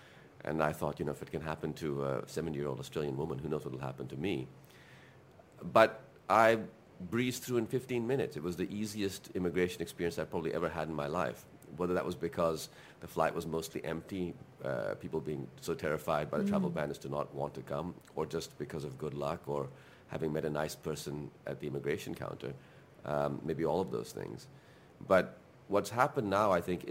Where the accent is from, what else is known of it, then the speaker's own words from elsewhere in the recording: Pakistan; first language Urdu; English is a second language; moved away as an adult; also born or lived in California, United States / London, United Kingdom; I went back to Pakistan at the age of 9